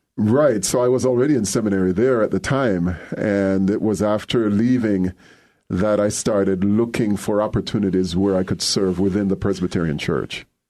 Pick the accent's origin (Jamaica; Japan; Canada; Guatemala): Jamaica; moved away as an adult; also born or lived in Durham, North Carolina; now in Evanston, United States; growing up in Jamaica, I was very involved with Jamaica Youth for Christ